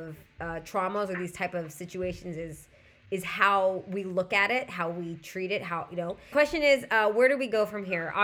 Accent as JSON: {"language": "English", "region": "Southern California", "country": "United States", "said": "I'm also from Southern California"}